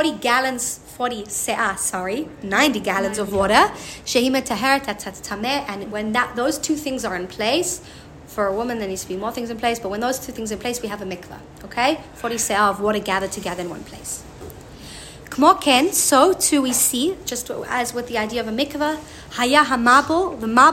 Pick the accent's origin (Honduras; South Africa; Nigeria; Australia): South Africa; I'm from South Africa